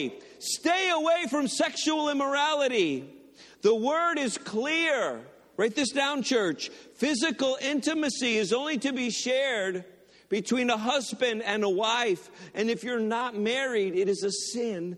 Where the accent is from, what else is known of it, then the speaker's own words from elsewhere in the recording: Detroit, Michigan, United States; now in Lorain County, Ohio, United States; I went to Henry Ford Community College in Dearborn. I'm from the Detroit area, so that's the college I went to.